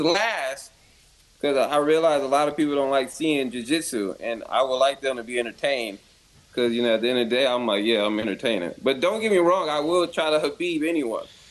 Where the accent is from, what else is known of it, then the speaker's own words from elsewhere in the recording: Compton, California, United States; I was born in Compton, in California